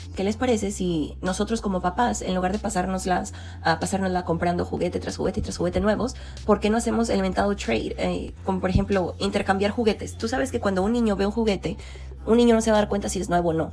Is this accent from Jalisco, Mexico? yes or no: yes; Jalisco, Mexico; moved away; Ahí en Jalisco, de donde yo soy